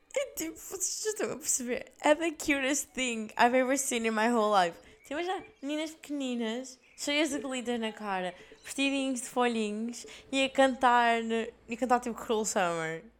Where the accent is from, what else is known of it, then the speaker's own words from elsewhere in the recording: Portugal; now in Belgium; Nossa terra é Portugal